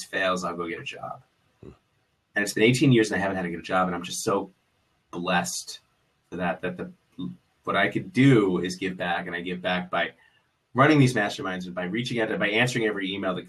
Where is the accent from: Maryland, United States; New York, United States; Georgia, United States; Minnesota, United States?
New York, United States; New York City; I grew up in New York City. I was a public school kid